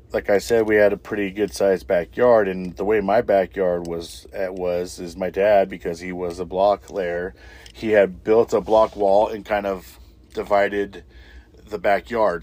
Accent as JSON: {"language": "English", "town": "Little Rock", "region": "Arkansas", "country": "United States", "tie": "born or raised there", "said": "when I grew up there in Little Rock"}